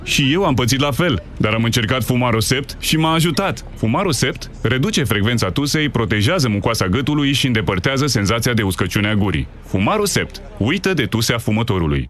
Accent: Bucharest, Romania; sunt din București

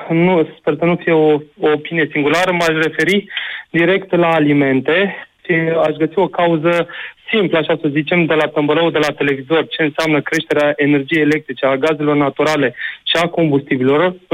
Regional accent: Timișoara, Timiș County, Romania; Te sunt din Timișoara. Tu ești din uh, Severin, din Orșova. Așa. Am terminat facultatea în Timișoara, am rămas aici, m-am căsătorit cu Ardeleancă.

